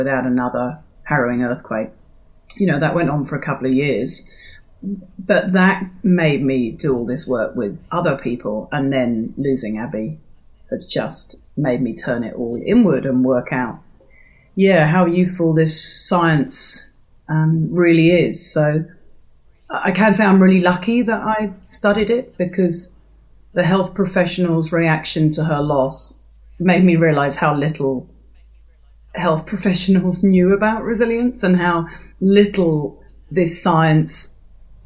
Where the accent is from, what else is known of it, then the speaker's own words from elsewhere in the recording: London, United Kingdom; moved away as an adult; also born or lived in South Island, New Zealand; now in New Zealand; I am a Londoner, born and bred, by then I was living in the South Island of New Zealand